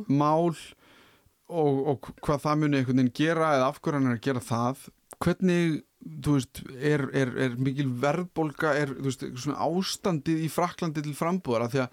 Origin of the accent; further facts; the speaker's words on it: Iceland; sem Íslendingar